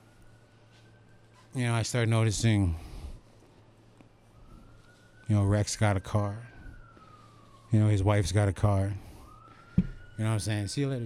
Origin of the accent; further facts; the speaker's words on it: Hobbema, Alberta, Canada; I'm from Home Beam, Alberta